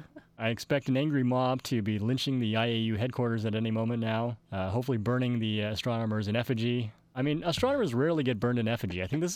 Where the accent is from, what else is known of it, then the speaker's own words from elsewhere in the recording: Flagstaff, Arizona, United States; I'm from Flagstaff, Arizona